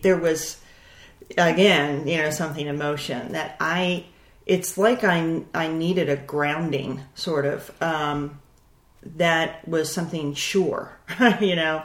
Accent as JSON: {"language": "English", "town": "Baltimore", "region": "Maryland", "country": "United States", "tie": "born or raised there", "said": "born and raised in Baltimore, Maryland"}